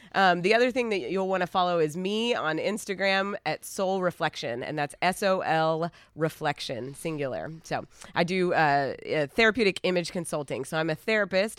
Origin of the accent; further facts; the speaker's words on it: Asheville, North Carolina, United States; now in Los Angeles, United States; we are originally from Asheville, North Carolina.